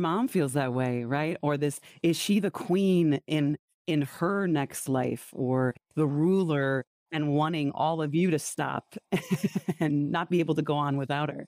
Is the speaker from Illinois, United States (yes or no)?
yes; Wheaton, Illinois, United States; I grew up in Wheaton, most churches per square mile